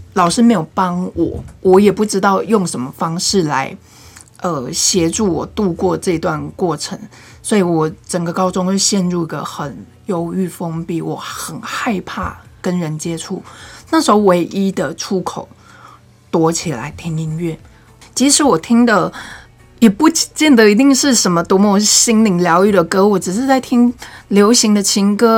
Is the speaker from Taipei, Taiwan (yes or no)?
no; Nantou County, Taiwan; moved away as an adult; also born or lived in northern Taiwan; 因为我是南投人嘛，我大学我就到北部念书